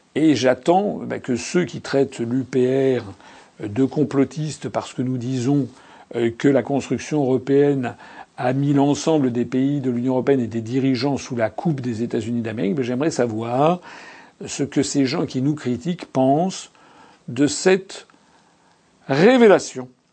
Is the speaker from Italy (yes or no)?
no; France; nous sommes français